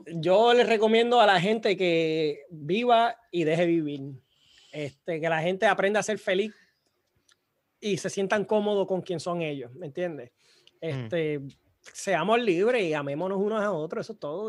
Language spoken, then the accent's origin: Spanish; Puerto Rico; now in United States